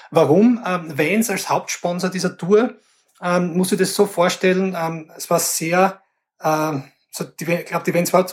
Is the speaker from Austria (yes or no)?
yes; Graz, Styria, Austria; wie gesagt, ich bin in Graz aufgewachsen und äh, so Mitte der 90er war, war, war meine Jugend, wo ich auch angefangen habe, Musik zu machen.